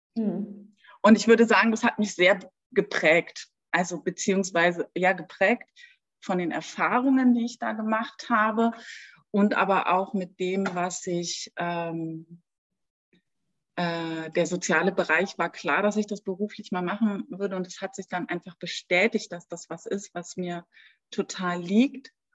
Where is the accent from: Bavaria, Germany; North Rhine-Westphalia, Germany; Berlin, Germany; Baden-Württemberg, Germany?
Berlin, Germany; moved away as an adult; now in Munich, Germany; ich bin in Berlin groß geworden, also auch geboren und auch erwachsen geworden.